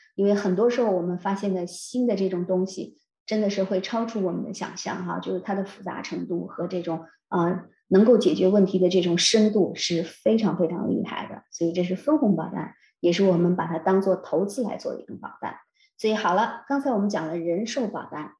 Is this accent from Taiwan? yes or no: no; China; moved away as an adult; now in Canada; 我们中国人